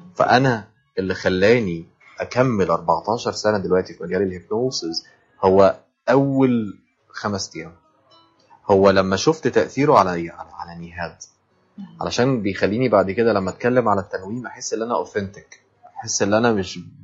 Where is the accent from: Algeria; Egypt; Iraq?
Egypt; عندنا في مصر